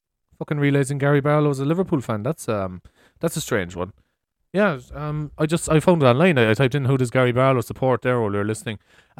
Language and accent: English; Cork, Munster, Ireland; I suppose I'm from Cork.